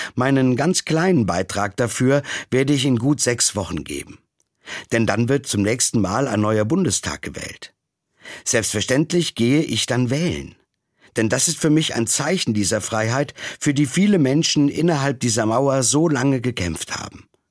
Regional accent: West Germany, Germany; Mir als in Westdeutschland groß gewordenem Jugendlichen

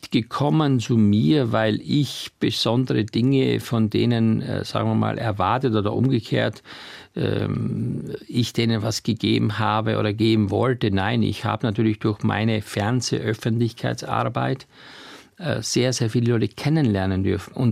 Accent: Styria, Austria; wo ich aufgewachsen bin in der Steiermark, womit ich meine ersten Gehversuche gemacht habe

